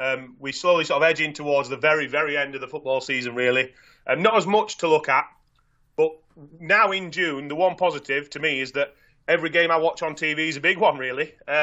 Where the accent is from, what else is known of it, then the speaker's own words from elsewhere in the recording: England, United Kingdom; I'm English